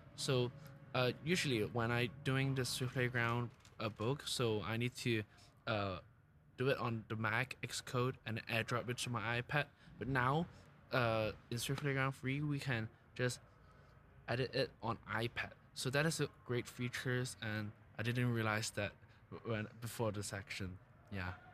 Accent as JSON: {"language": "English", "country": "Hong Kong", "moved": "yes", "said": "I'm from Hong Kong"}